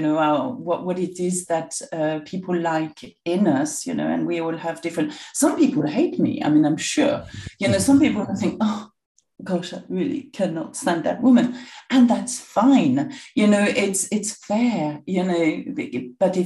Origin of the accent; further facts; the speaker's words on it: Bourg-en-Bresse, Auvergne-Rhône-Alpes, France; English is a second language; moved away as an adult; also born or lived in Saint-Vallier, Burgundy; now in London, United Kingdom; that's where I come from, you know, I was brought up there